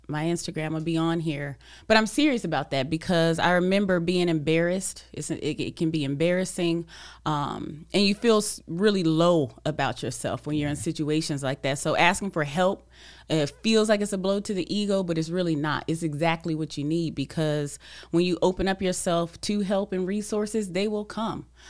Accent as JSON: {"language": "English", "region": "California", "country": "United States", "said": "I'm from Cali"}